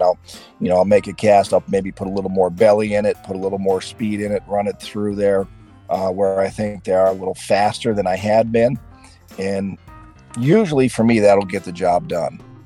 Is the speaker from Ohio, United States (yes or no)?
yes; Sandusky, Ohio, United States; also born or lived in Pittsburgh, Pennsylvania; I was born in Pittsburgh. I grew up, and um, but my family moved to Sandusky over here in, on the shores of Lake Erie in Ohio when I was about four or five. So I, I grew up there